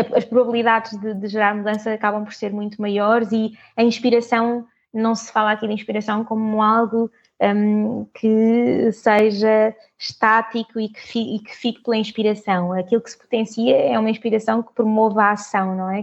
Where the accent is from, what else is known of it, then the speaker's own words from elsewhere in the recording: Portugal; nasci, nasci cá em Portugal, toda a minha família é de Moçambique